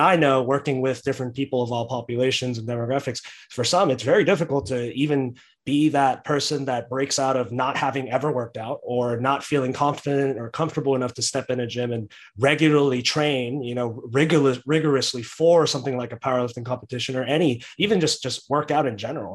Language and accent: English; Texas, United States; I'm a Texan